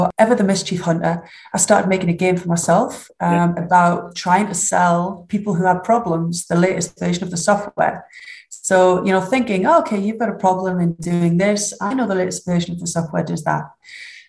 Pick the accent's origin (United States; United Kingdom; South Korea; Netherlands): United Kingdom; accent: northern; I don't think you could get much more northern than that. So I hope you're going to subtitle or dub this for my accent